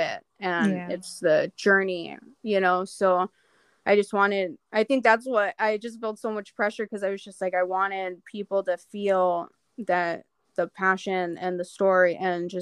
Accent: Arizona, United States; moved away; I was born in Arizona

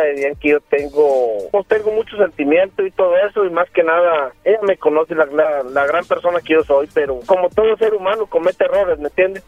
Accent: Aguascalientes, Mexico; moved away; de donde yo vengo, de Aguascalientes, de Aguascalientes

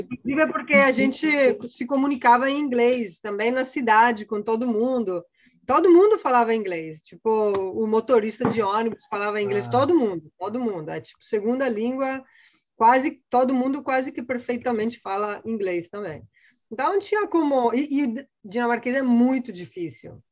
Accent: Padua, Veneto, Italy; Portuguese is a second language; moved away as an adult; also born or lived in Copenhagen, Denmark; now in Rio de Janeiro, Brazil; eu sou italiana, eu sou de, da cidade de Pádua, no norte da Itália bem pertinho de Veneza. Né? Então, eu nasci lá, minha família toda está lá ainda. Eu morei lá basicamente até 2003

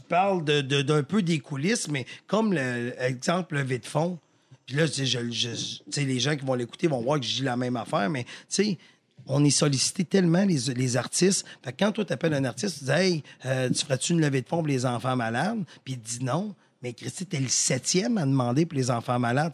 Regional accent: Victoriaville, Quebec, Canada; je viens de Victo

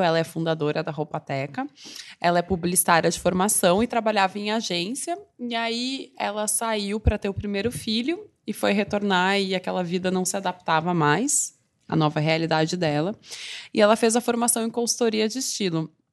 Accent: Porto Alegre, Rio Grande do Sul, Brazil; moved away as an adult; now in São Paulo, Brazil; Eu sou de Porto Alegre, mas eu moro em São Paulo há 10 anos

